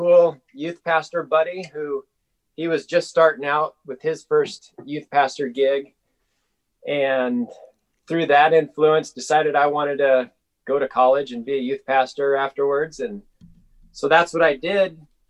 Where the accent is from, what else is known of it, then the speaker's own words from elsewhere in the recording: Nebraska, United States; moved away as an adult; now in Anchorage, United States; I moved up here from Nebraska.